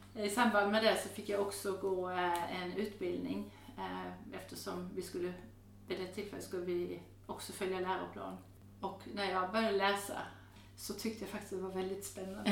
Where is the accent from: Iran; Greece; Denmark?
Denmark; also born or lived in Häradsbäck, Sweden; now in Sweden; jag är född och uppvuxen i Danmark